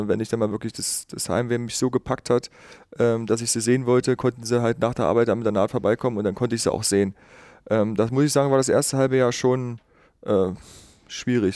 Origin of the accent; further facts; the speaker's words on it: Schönebeck, Saxony-Anhalt, Germany; also born or lived in Magdeburg; ich bin gebürtig aus Schönebeck, äh, bin ungefähr 15 Kilometer von Schönebeck auf einem ganz kleinen Kuhdorf groß geworden. Wergleitz hieß